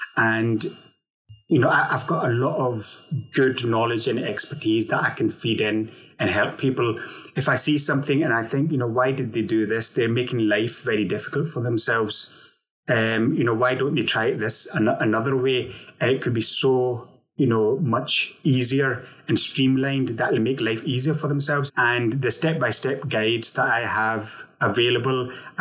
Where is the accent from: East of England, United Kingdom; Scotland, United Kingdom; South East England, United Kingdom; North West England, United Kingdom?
Scotland, United Kingdom; Glasgow; now in Manchester, United Kingdom; Although I'm living in Manchester at the moment, I'm originally from Glasgow, Scotland